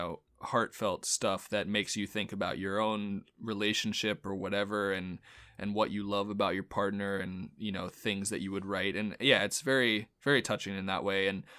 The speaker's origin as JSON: {"language": "English", "region": "New York", "country": "United States", "said": "I mean, as a New Yorker, lot of the stuff I agreed with."}